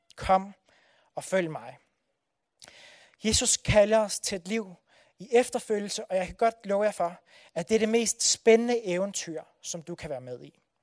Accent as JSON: {"language": "Danish", "town": "Odense", "region": "Southern Denmark", "country": "Denmark", "tie": "born or raised there", "said": "det er nabobyen til Bellinge, hvor jeg er fra. Så jeg har fyldt, øh, fuldt hedder det Brændekilde hele mit liv"}